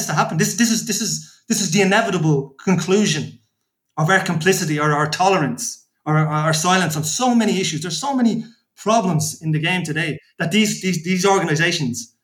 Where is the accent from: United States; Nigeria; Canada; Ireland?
Ireland; Dublin, Leinster; a fellow who grew up in Dublin